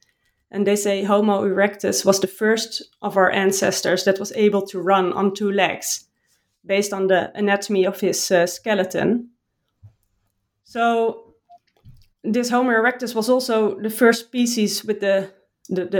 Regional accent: Utrecht, Netherlands; I was joining an athletics club in my hometown in Utrecht

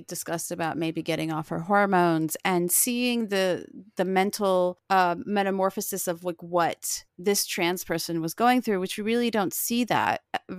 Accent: Florida, United States; But I grew up in South Florida and near like not far from Miami.

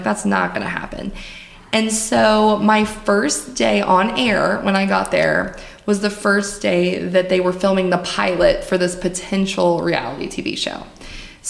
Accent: Springfield, Missouri, United States; also born or lived in Greenville, Mississippi; I grew up in Springfield, Missouri, and I was an athlete.

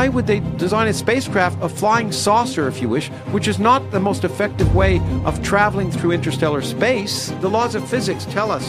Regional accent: Toronto, Ontario, Canada; also born or lived in United States; I grew up in Canada.

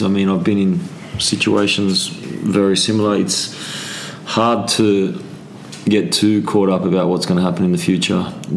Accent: Sydney, New South Wales, Australia; moved away as an adult; now in England; Sydney, my hometown

